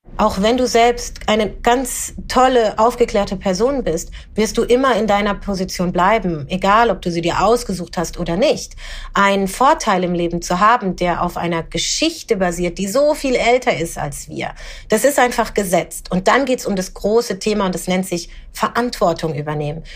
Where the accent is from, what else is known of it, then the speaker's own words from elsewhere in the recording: Germany; ich bin eine schwarze Deutsche